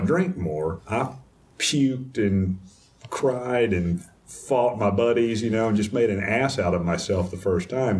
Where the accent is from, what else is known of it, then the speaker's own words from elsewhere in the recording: East Texas, United States; now in Houston, United States; I grew up in Dry County, in East Texas